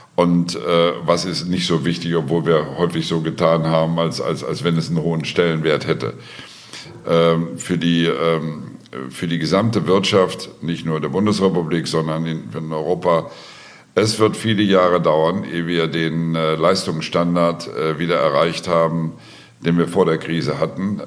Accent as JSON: {"language": "German", "country": "Austria", "said": "bei uns in Österreich"}